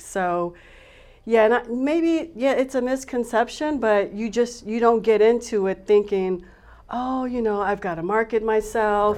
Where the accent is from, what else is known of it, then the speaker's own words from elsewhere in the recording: Tucson, Arizona, United States; Growing up here in Arizona, I'm a native, I'm from Tucson